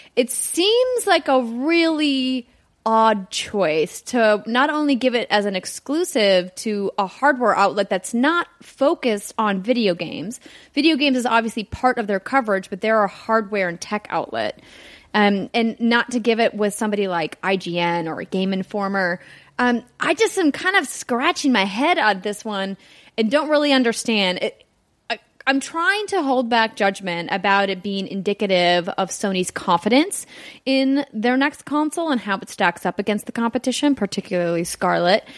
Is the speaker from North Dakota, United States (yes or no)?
yes; Fargo, North Dakota, United States; moved away; my hometown of Fargo, North Dakota